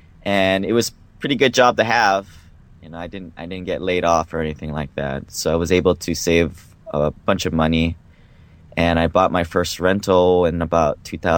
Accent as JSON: {"language": "English", "region": "Hawaii", "country": "United States", "tie": "born or raised there", "also_born_or_lived": "Seattle", "moved": "as an adult"}